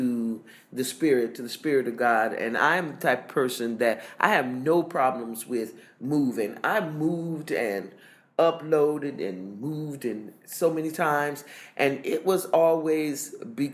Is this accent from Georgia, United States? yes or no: yes; Augusta, Georgia, United States; moved away as an adult; now in United Arab Emirates; I was born and raised in Augusta, Georgia.